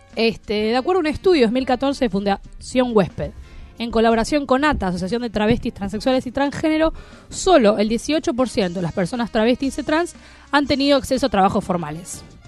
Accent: Buenos Aires, Argentina; somos porteños

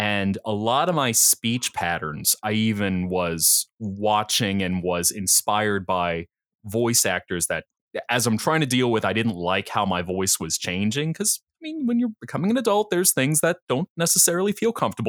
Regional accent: New Jersey, United States; accent: Philly; Oh, I'll tell you is the funny thing that I'm from New Jersey, but I'm from South Jersey. So if I got anything, it's a Philly accent where you drink your water and then you have a cup of coffee.

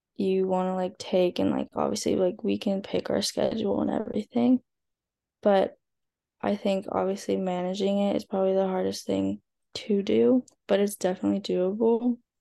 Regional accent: SoCal, California, United States; growing up in SoCal

